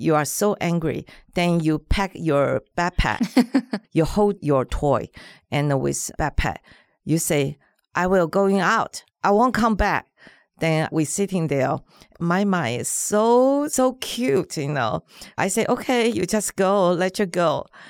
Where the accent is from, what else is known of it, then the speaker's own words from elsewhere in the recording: Taiwan; first language Mandarin; English is a second language; moved away as an adult; now in Los Angeles, United States; I grew up in Taiwan, so my mother language is Mandarin